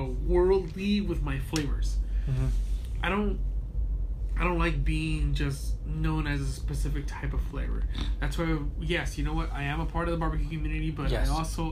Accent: Compton, California, United States; also born or lived in Sinaloa, Mexico; now in Los Angeles, United States; My mom had to move to Mexico for a little bit. I grew up in Sinaloa. Fine. We came back. Oh, hey, we grew up in Compton. We moved to Gardena. We moved to L.A. And I currently live in the South Central.

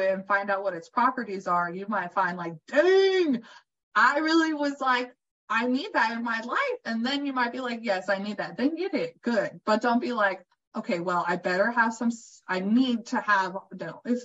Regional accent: California, United States; I'm from California

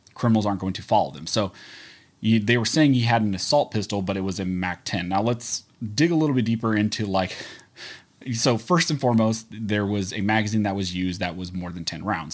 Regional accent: California, United States; I was born and raised in California

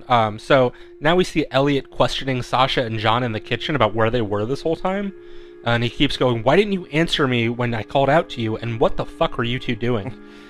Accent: Phoenix, Arizona, United States

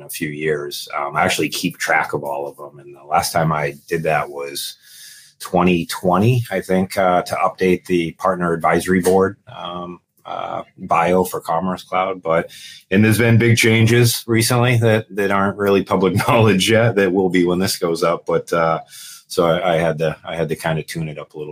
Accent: Dover, New Hampshire, United States; I'm actually a New Hampshire kid. So I grew up in Dover, New Hampshire

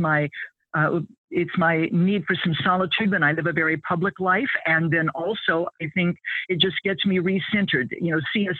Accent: American Midwest, United States; I grew up in the American Midwest

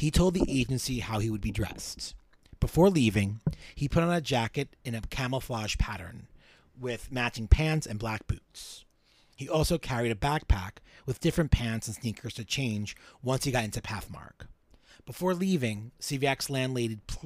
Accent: New York City, New York, United States; I'm from Williamsburg, Brooklyn. When I was a young kid, before 2001, Williamsburg was kind of a you know, abandoned place

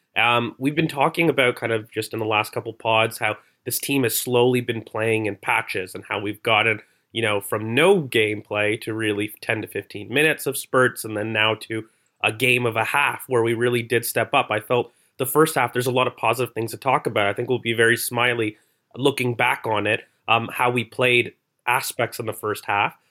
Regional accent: Canada; accent: Canadian; I'm Canadian

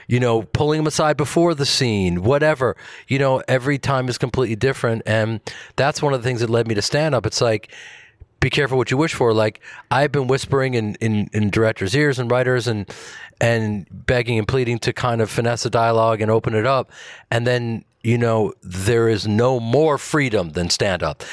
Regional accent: Chicago, Illinois, United States; I grew up in Chicago

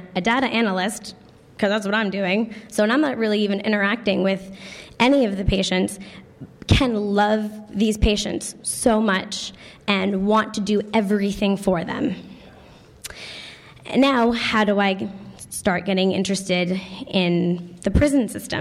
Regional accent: Connecticut, United States; moved away as an adult; now in Philadelphia, United States; I grew up in Connecticut

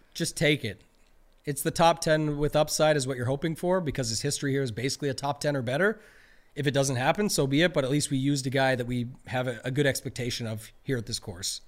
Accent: Canada; I'm a Canadian

